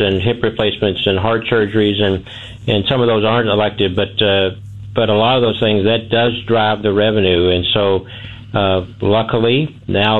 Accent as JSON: {"language": "English", "town": "Millersburg", "region": "Missouri", "country": "United States", "tie": "born or raised there", "said": "I was born out in Millersburg"}